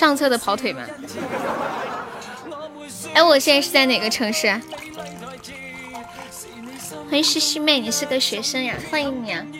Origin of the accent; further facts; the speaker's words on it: Tianjin, China; 河南的哦，河南哪儿的呀？我我天津的。